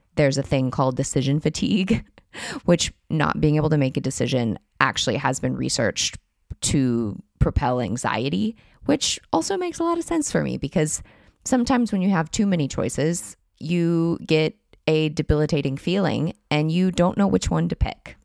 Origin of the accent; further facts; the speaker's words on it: United States; moved away as an adult; now in France; if you did grow up in my country